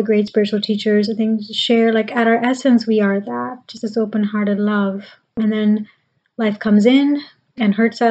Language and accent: English; Pakistan; now in United States; I grew up in Pakistan